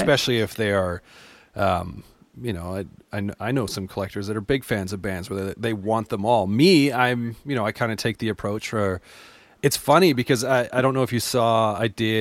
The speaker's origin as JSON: {"language": "English", "area": "just outside of Calgary", "region": "Alberta", "country": "Canada", "tie": "born or raised there", "also_born_or_lived": "Lethbridge, Alberta", "lives_now": "Edmonton, Canada", "said": "I've been in Alberta my whole life, so I grew up just outside of Calgary"}